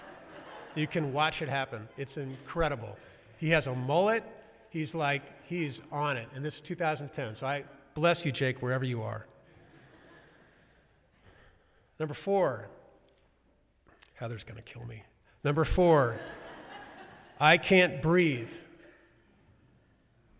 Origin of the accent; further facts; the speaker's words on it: University City, Missouri, United States; where I grew up in University City